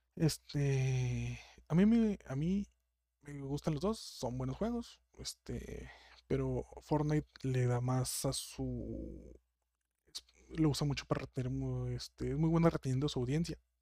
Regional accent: Mexico; yo soy de México, y creo que las gentes que me está escuchando son muchas de mi ciudad

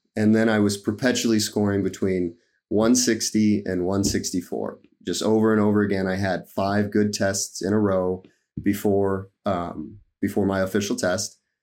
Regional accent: Nebraska, United States; I'm from Nebraska

